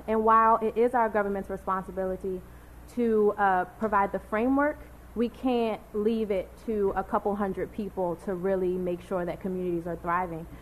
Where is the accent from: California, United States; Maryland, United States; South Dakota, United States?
Maryland, United States; Baltimore; I'm from Baltimore born and raised, bred in all the best schools